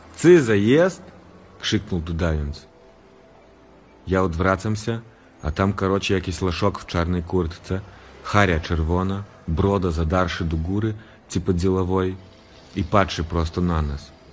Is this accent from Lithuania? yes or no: yes; Vilnius, Vilnius County, Lithuania; accent: Vilnius Polish; ja się wychowywałem w różnych językach, bo w domu u nas się rozmawiało właśnie takim polskim, wileńskim